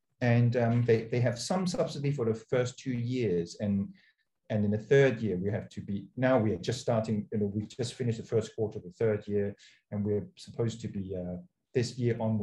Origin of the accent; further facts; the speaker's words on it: Hong Kong; moved away; also born or lived in United Kingdom; I was born in Hong Kong.